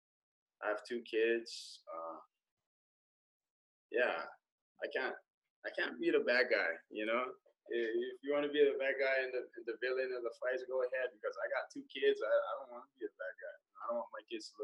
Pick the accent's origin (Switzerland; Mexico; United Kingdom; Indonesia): Indonesia; moved away; also born or lived in Hawaii; I'm from Indonesia